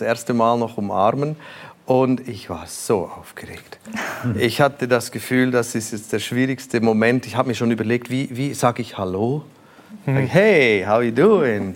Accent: Switzerland; born or raised there

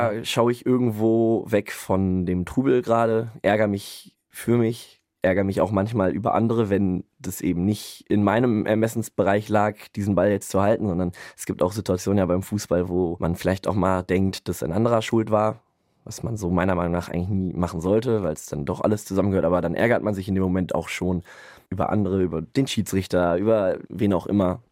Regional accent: Münster, North Rhine-Westphalia, Germany; moved away as an adult; now in Bremen, Germany; ich bin aufgewachsen in Münster und halte mich da auch immer noch relativ viel auf

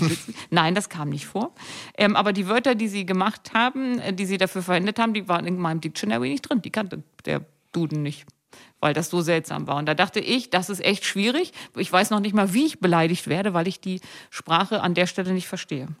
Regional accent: Seesen, Lower Saxony, Germany; also born or lived in Gittelde; now in Hannover, Germany; Ich bin in Seesen und Gittel da aufgewachsen.

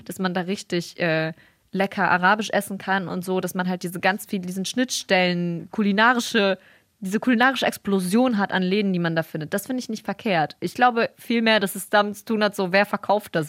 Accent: Bremen, Germany; hier bei uns in Bremen

